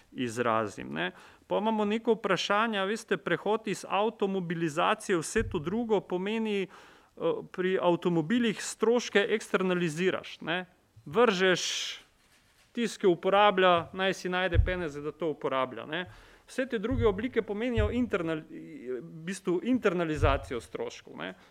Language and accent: Slovenian; Maribor, Slovenia; sem iz Maribora